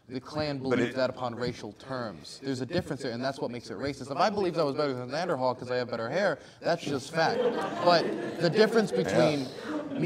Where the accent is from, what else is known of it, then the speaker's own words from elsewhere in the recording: Prince George's County, Maryland, United States; I was born and raised in Prince George's County.